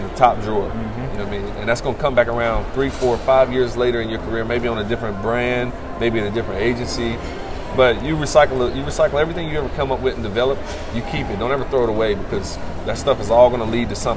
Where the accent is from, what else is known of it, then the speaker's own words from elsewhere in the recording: the South, United States; I'm a Southerner